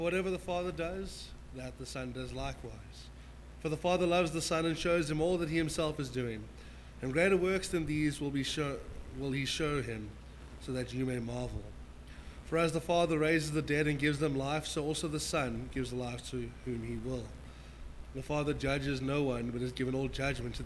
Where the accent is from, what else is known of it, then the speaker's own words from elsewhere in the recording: Johannesburg, Gauteng, South Africa; we grew up in Mondial, by the way, which is the pearl of South Africa. It's in the south of Joburg